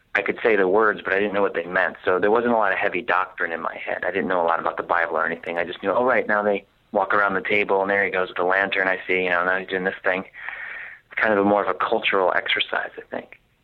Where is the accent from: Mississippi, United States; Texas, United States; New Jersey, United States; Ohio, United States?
New Jersey, United States; Jersey Shore; moved away; And Jersey Shore is exactly where I'm from. It's not even like I'm from another part of the state. That is precisely where I grew up.